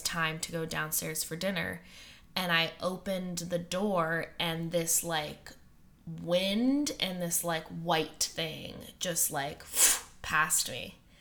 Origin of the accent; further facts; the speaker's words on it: Western Massachusetts, United States; where I grew up in Western Massachusetts